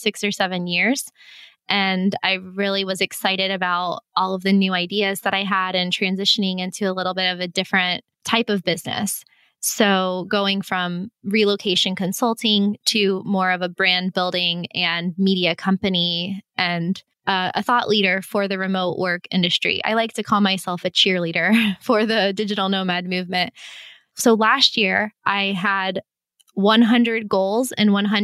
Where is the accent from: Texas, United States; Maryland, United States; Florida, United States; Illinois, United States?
Florida, United States; moved away; I'm being from Florida